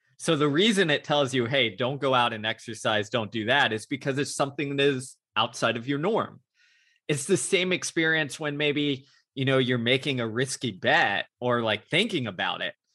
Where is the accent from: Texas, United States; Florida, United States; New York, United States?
Texas, United States; Houston; my hometown of Houston, Texas